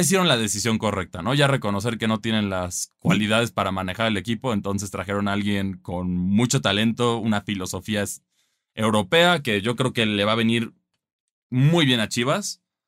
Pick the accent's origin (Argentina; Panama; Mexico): Mexico; como mexicano